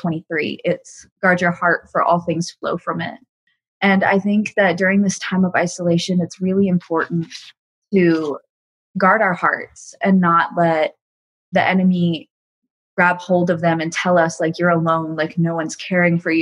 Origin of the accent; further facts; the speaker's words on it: Atlanta, Georgia, United States; I'm 19 years old, and I'm from Atlanta, Georgia